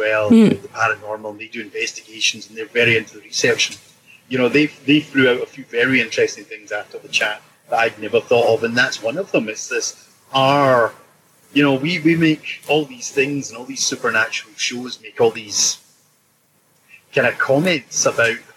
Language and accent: English; Scotland, United Kingdom; as a Scotsman, we're blunt individuals